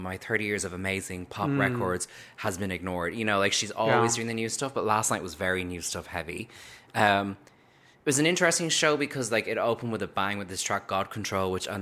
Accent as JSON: {"language": "English", "country": "Ireland", "said": "I'm from Ireland."}